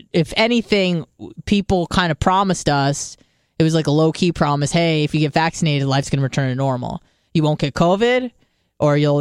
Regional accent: San Diego, California, United States; moved away; I'm from San Diego

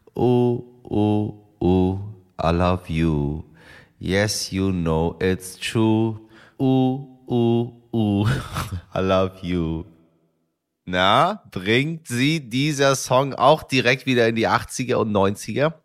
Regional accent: Hamburg, Germany; In meiner Heimatstadt Hamburg

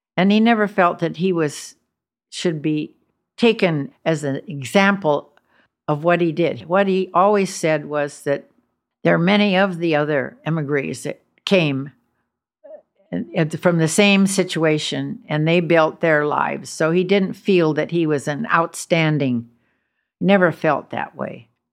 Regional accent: United States; I'm, I'm American

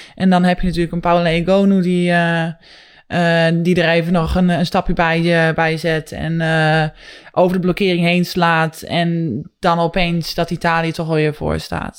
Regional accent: Netherlands

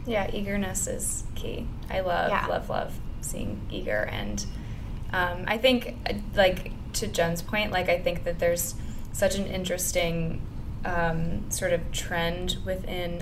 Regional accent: outside of Chicago, Illinois, United States; moved away as an adult; now in New York, United States; I grew up like outside outside of Chicago. I went to school there. It's very Midwest.

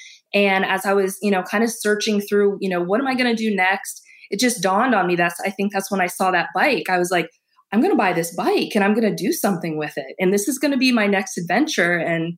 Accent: Massachusetts, United States; now in Ohio, United States; I'm not from Ohio originally. I'm from Massachusetts

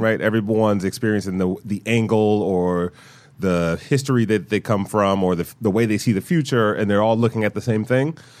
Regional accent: Detroit, Michigan, United States; I'm from Detroit

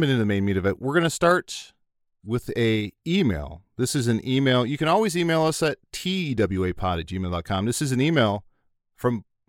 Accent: East of England, United Kingdom; now in New Zealand; I say recently because I became a New Zealand citizen this year, but I'm originally from Cambridgeshire, England.

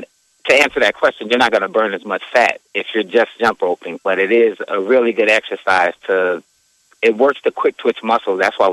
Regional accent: New York City, New York, United States; moved away as an adult; also born or lived in Lincoln, Nebraska; now in Omaha, United States; I'm from Staten Island originally.

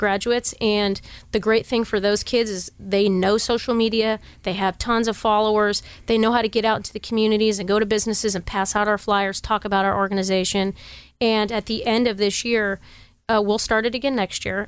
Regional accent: Sacramento, California, United States; I grew up in Oak Park, Tahoe Park, part of Sacramento.

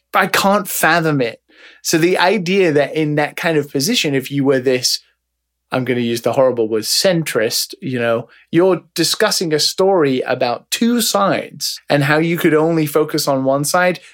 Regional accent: United Kingdom; now in Japan; I'm a British man

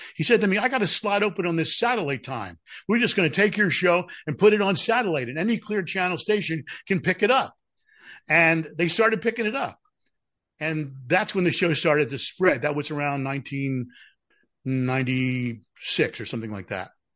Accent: Philadelphia, Pennsylvania, United States; I'm from Philadelphia.

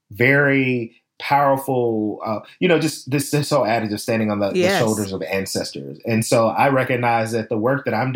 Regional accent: Memphis, Tennessee, United States; I'm from the South. I grew up in Memphis, Tennessee

